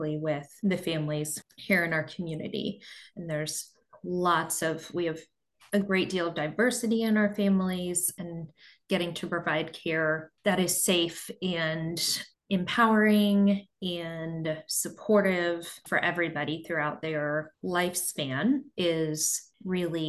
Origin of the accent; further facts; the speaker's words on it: Midwest, United States; moved away as an adult; also born or lived in Nashville, Tennessee; now in Pennsylvania, United States; we are both from the Midwest